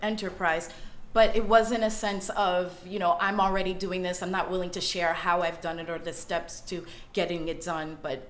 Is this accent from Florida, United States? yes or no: yes; South Florida, United States; also from South Florida.